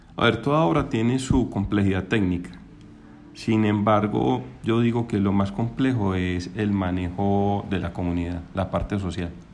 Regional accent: Envigado, Antioquia, Colombia; yo soy de Envigado, eh, trabajo en la Secretaría de Obras Públicas de Envigado, entonces es muy bacano crear ciudad para el municipio donde uno nació y donde creció

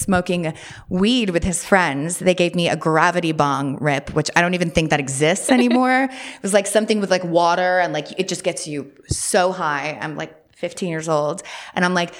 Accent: Westport, Connecticut, United States; I grew up in Westport, Connecticut, which is quite conservative, very preppy

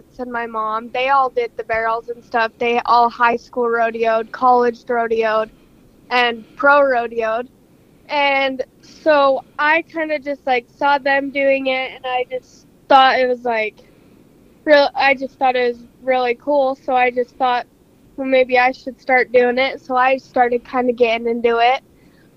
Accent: Spanish Fork, Utah, United States; I'm from Spanish Fork, Utah

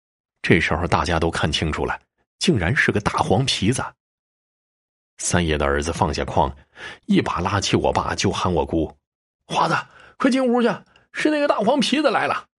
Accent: Tai'an, Northeast China, China; 我老家在东北的泰安县。这故事发生的时候，我爸才三岁。因为家里是农村

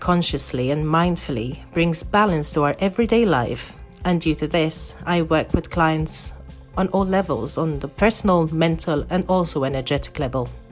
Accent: Malta; moved away as an adult; now in Zurich, Switzerland; I come from Malta, which is a tiny island in the Mediterranean, but moved to Zurich, Switzerland in 2006

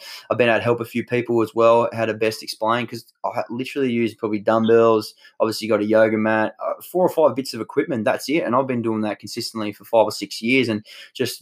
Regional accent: Tasmania, Australia; where I grew up in Tassie

